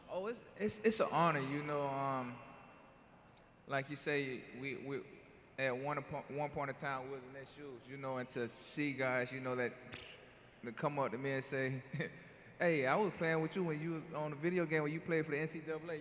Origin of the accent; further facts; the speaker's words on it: Florida, United States; growing up in Florida